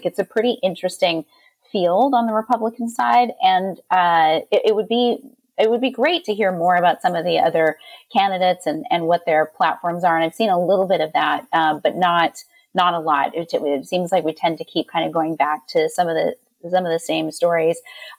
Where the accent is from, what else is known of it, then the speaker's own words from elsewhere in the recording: Canada; now in United States; I'm Canadian and cannot vote here in the U.S. I live here legally, but I don't have my American citizenship, so I can't vote.